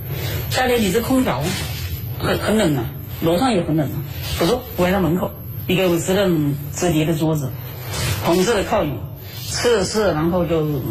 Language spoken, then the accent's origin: Chinese; Wuhan, Hubei, China; 武汉人，你看，不是钟南山就说了嘛，武汉是很英雄的城市，那我们武汉人民都是英雄的人民呐。